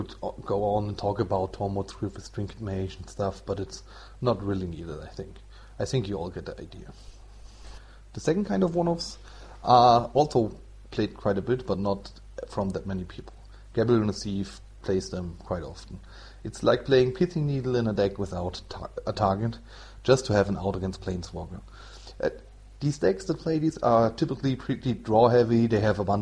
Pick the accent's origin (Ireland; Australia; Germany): Germany; English is a second language; I'm from Germany, so it's not my mother tongue.